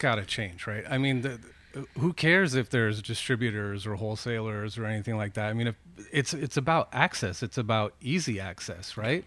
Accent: Petaluma, California, United States; I grew up here. I grew up here in Petaluma.

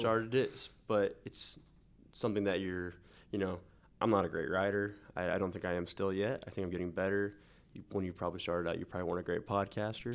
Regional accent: Newton, Kansas, United States; moved away as an adult; now in Wichita, United States; I was born and raised in Newton, Kansas

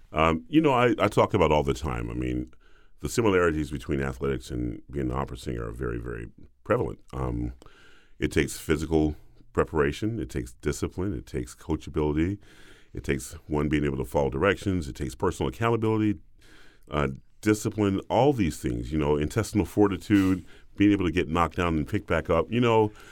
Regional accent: the South, United States; I'm a boy from the South

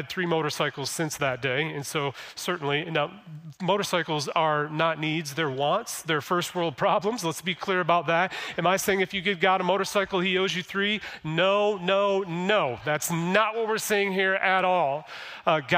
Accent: Flint, Michigan, United States; I was born in Flint, been in Michigan my whole entire life

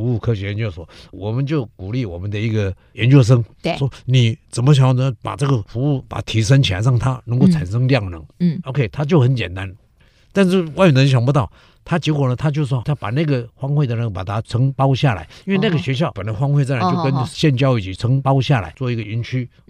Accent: Yilan, Yilan County, Taiwan; 我的故乡宜兰

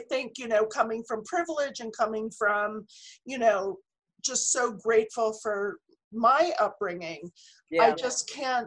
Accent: Philadelphia suburbs, Pennsylvania, United States; moved away; I'm from Philly

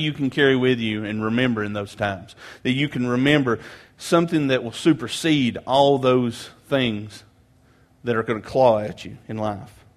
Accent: Grainger County, Tennessee, United States; I grew up in Granger County, just across Cherokee Lake here, uh, in a small country church

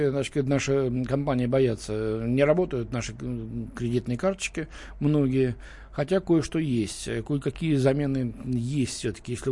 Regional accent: Moscow, Russia; Э, Лен, мы с тобой москвичи

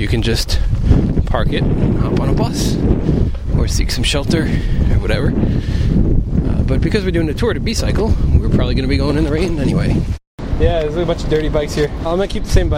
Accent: East Coast, United States; moved away; I come from the East Coast

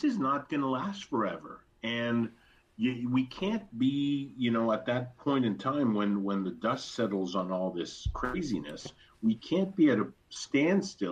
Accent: Quebec, Canada; moved away; I'm originally from Quebec

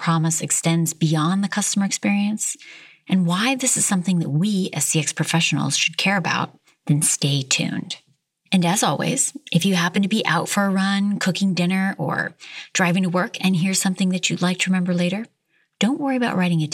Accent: United States; moved away as an adult; now in South Africa; my home country

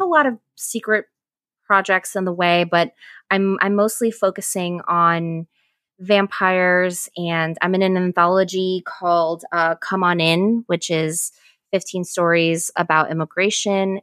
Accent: Ecuador; moved away; I'm from Ecuador

